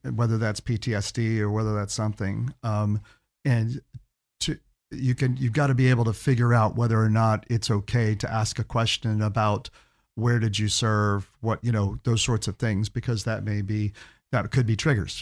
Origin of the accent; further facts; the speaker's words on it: Key West, Florida, United States; also born or lived in Gainesville; now in Orlando, United States; I grew up in Key West